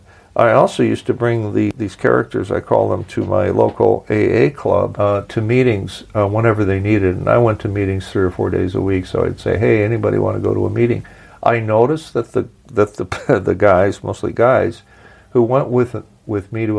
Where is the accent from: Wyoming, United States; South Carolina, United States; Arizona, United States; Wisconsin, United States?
Wisconsin, United States; Milwaukee; my hometown of Milwaukee, Wisconsin